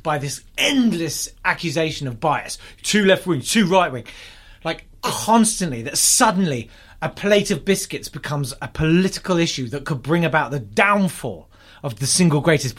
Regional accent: United Kingdom; That's my fucking right as a British man.

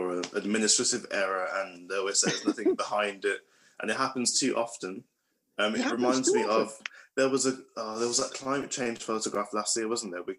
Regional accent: United Kingdom; growing up in British culture.

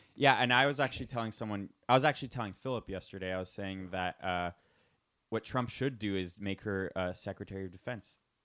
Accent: United States; I was born in the United States

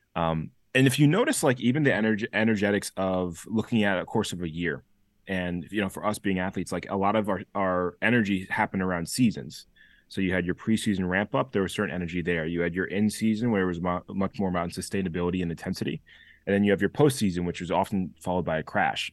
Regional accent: Chester, Connecticut, United States; also born or lived in New Haven, Connecticut; was raised, born and raised in Chester, Connecticut

